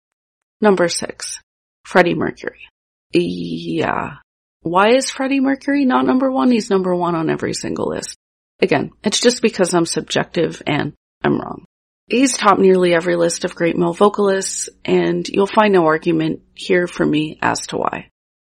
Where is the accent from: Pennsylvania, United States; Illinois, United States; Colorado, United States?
Illinois, United States; Evanston; my hometown of Evanston, Illinois, a suburb outside Chicago